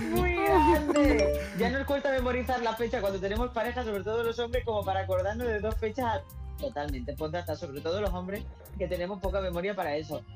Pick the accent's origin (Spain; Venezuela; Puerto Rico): Spain; somos los españoles